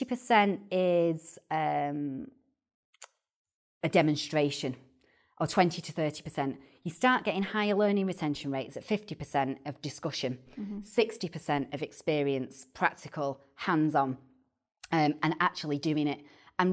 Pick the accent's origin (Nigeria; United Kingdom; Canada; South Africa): United Kingdom; Salford, North West England; accent: Manchester/Salfordian; And I say in my best Manchester accent or Salfordian accent, should I say, if they ain't got out to talk about, they ain't got out to write about.